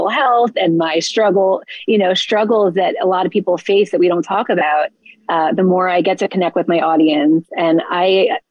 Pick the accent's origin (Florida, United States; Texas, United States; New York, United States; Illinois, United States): Florida, United States; South; also born or lived in South Jersey; now in New Jersey, United States; So I live in South Jersey, even though I am from South Florida